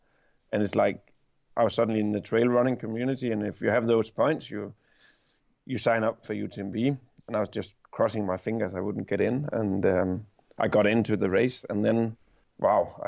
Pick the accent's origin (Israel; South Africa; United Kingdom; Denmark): Denmark; I'm from Denmark.